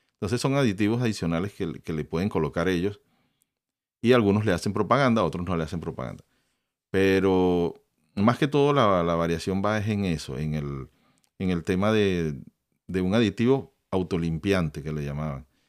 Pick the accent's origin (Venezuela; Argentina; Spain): Venezuela; yo soy de Venezuela